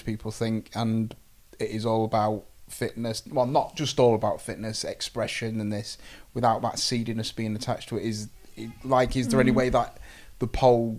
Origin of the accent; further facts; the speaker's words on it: Grimsby, Yorkshire and the Humber, United Kingdom; we're from Grimsby